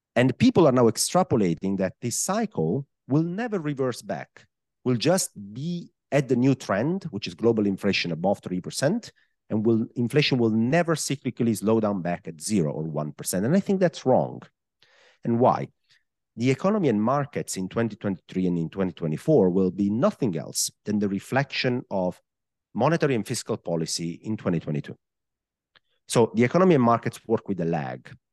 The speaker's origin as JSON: {"language": "English", "country": "Italy", "accent": "Italian", "second_language": "English", "said": "I am, uh, Italian, I guess. I mean, if somebody didn't know that by my accent at this point in the podcast, I guess it's very clear where I'm from."}